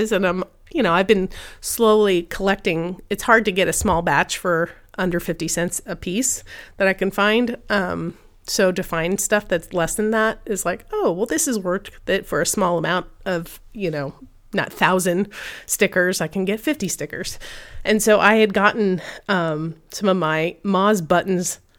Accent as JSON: {"language": "English", "region": "California", "country": "United States", "said": "I was a 49ers fan originally because I came from California. So I moved with Joe Montana back in the day."}